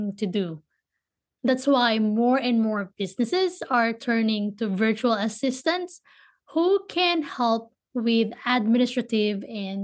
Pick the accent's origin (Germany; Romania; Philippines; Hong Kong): Philippines; Manila, Metro Manila; now in United States; I was born and raised in Manila, Philippines, moved to the States